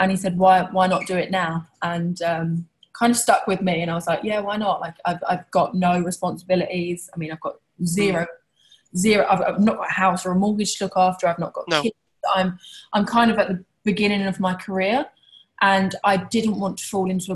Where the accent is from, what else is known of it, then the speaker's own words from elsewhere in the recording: Tilbury, East of England, United Kingdom; I was born in Essex in a small town called Tilbury. Which is probably most famous for its docks. I guess growing up, I was a regular kid, went to a regular school and I had a regular life